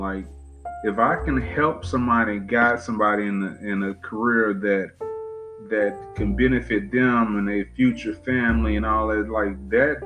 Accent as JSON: {"language": "English", "town": "Cheek", "region": "Texas", "country": "United States", "tie": "born or raised there", "also_born_or_lived": "Beaumont, Texas", "said": "I live in Beaumont, but born and raised in Cheek, Texas, but it's right outside of Beaumont"}